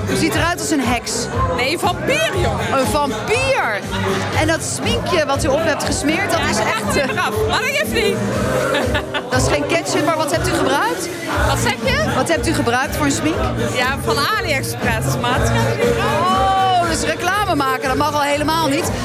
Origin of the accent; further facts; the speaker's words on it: Geldrop, North Brabant, Netherlands; En ik kom uit Gelderop.